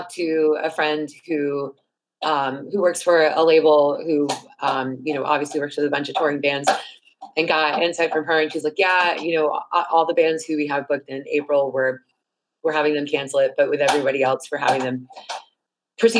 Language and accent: English; Gainesville, Florida, United States; moved away as an adult; also born or lived in Washington, District of Columbia, United States; now in Richmond, United States; I grew up in Gainesville, Florida